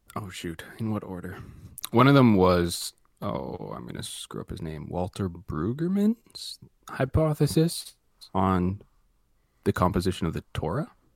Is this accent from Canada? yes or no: yes; Canada